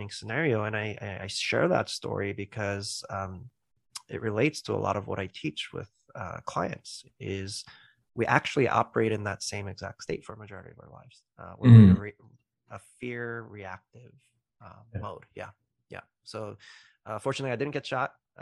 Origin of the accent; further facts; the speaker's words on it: New York City, New York, United States; now in California, United States; I'm originally from the East Coast in New York City, but now I'm in the West Coast, yes, in California.